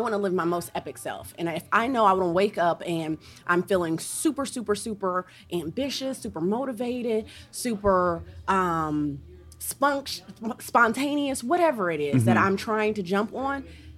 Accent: Ohio, United States; moved away; also born or lived in Atlanta, Georgia; I'm from Ohio

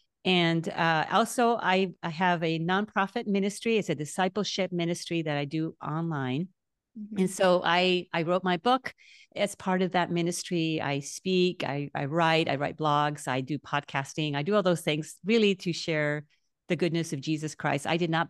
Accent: Naranjito, Puerto Rico; Yeah, so I grew up in Naranjito, Puerto Rico.

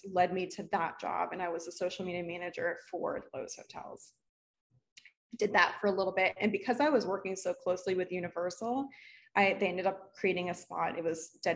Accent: Miami, Florida, United States; also born or lived in Orlando; I'm from South Florida

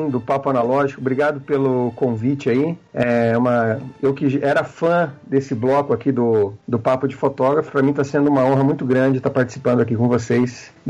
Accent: Londrina, Paraná, Brazil; eu sou de Londrina, não sei se eu comentei isso

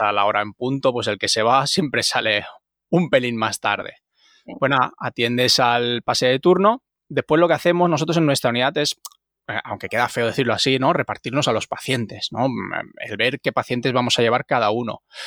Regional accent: Almenara, Valencian Community, Spain; un chaval o no tan chaval ya, porque ya uno ya es un poquito viejuno, de un pueblecito de Castellón que se llama Almenara

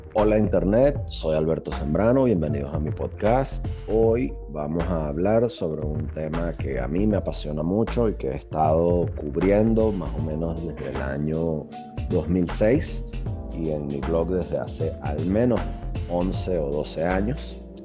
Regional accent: Venezuela; Soy un ciudadano venezolano

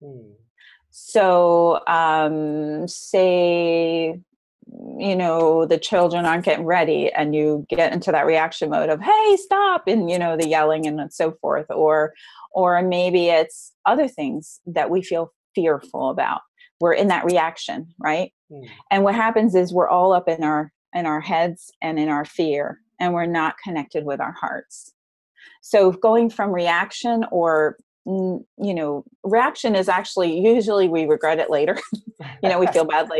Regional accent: New Jersey, United States; also born or lived in Frenchtown, New Jersey; I grew up in New Jersey, and I grew up in a home in North Jersey

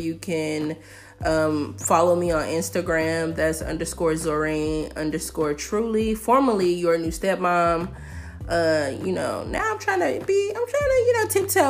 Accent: Memphis, Tennessee, United States; Where I'm from North Memphis, which is economically a struggling community, especially when I was growing up.

